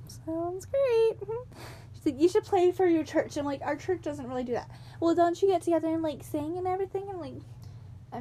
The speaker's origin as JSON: {"language": "English", "country": "United States", "said": "We are from the United States."}